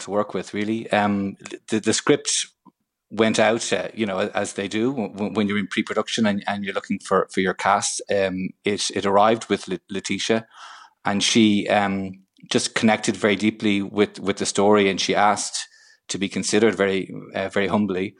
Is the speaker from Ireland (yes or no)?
yes; Ireland; Purely as an Irish citizen